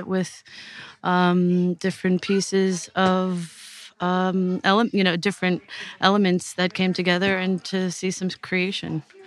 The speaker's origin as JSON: {"language": "English", "country": "United States", "also_born_or_lived": "Clonagowan, Ireland", "moved": "as an adult", "lives_now": "Portarlington, Ireland", "said": "I'm from the States originally, and uh, with um, Irish parents"}